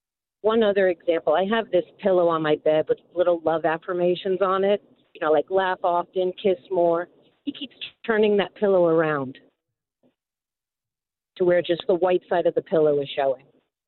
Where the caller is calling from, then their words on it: Florida, United States; I'm calling from Florida.